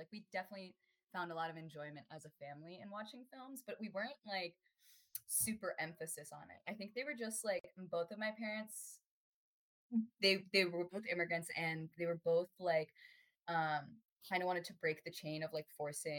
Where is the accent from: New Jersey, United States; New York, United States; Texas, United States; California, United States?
California, United States; Torrance; I'm currently 21 years old, going on 22 May 1st, so we're getting there. Born and raised in Torrance, California. It's a suburb of Los Angeles